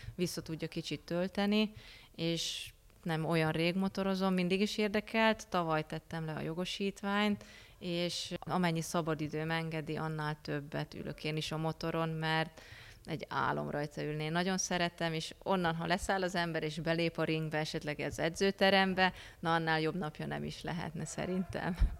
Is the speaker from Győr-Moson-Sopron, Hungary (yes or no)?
no; Miskolc, Borsod-Abaúj-Zemplén, Hungary; also born or lived in Budapest; mivel Miskolci vagyok